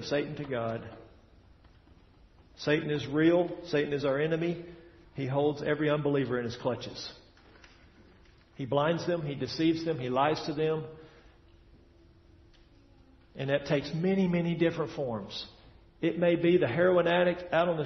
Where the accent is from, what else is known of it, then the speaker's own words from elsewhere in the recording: Tennessee, United States; moved away; I'm from Tennessee. Back there in Tennessee, at least where I was from, we got about 50 inches of rain a year